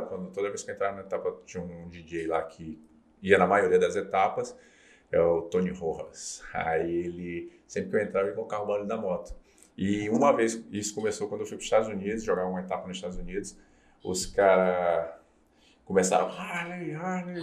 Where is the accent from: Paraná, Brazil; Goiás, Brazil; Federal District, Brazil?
Federal District, Brazil; Brasília; moved away as an adult; also born or lived in João Pessoa; joguei em Brasília, comecei em Brasília, ah. sou de Brasília.